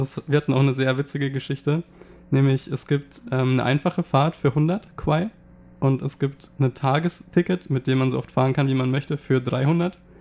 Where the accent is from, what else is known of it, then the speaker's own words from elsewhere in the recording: Germany; für uns als Deutsche